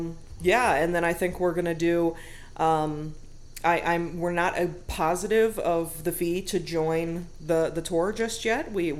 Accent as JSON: {"language": "English", "town": "Wadsworth", "country": "United States", "tie": "born or raised there", "said": "giving profits over to the Wadsworth Area Historical Society to help keep my hometown a beautiful place."}